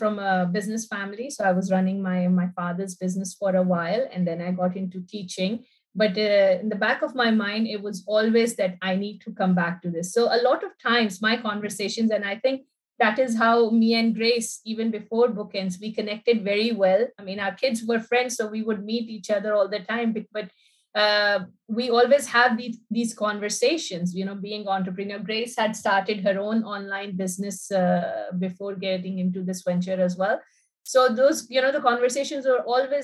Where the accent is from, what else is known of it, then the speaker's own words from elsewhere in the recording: Pakistan; now in United Arab Emirates; I'm from Pakistan. I've lived here for more